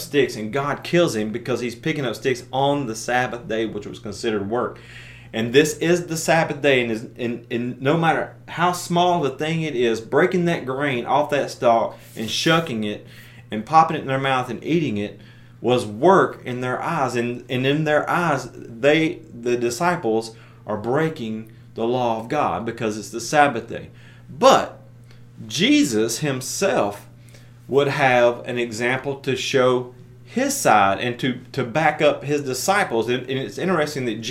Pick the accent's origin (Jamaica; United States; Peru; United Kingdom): United States; being American